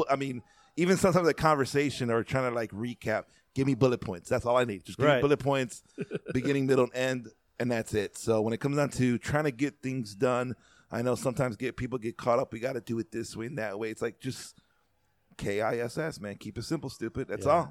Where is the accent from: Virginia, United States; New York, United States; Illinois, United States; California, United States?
Illinois, United States; Chicago; as a Chicagoan and someone who lives in the Midwest